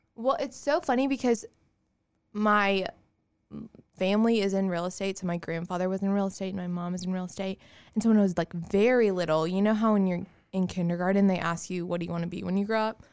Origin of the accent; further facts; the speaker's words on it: Augusta, Georgia, United States; also born or lived in Auburn, Alabama / Kansas; I am from Augusta. Yes. So, I grew up in Augusta